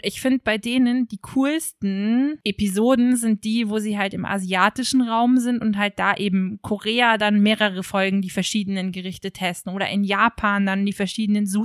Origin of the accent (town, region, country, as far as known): Germany